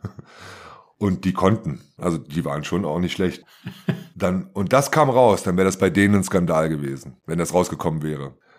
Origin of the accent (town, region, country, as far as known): Germany; born or raised there